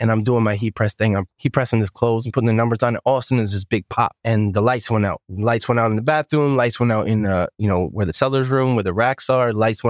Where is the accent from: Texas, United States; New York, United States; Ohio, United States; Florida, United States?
New York, United States; New York City; Where I grew up in Bensonhurst, like, the mob was all around us.